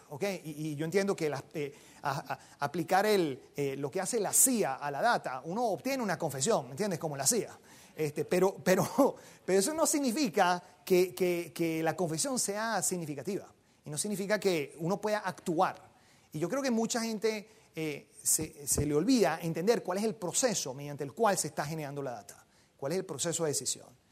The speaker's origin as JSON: {"language": "Spanish", "country": "Venezuela", "said": "yo soy venezolano"}